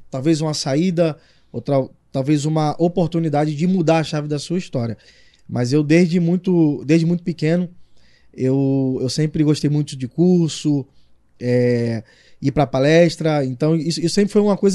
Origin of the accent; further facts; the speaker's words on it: Rio de Janeiro, Brazil; accent: carioca; moved away as an adult; now in Arapiraca, Brazil; É foi onde eu cresci, né? É, eu cresci no conjunto do Ipaze, que é um, são os prédios.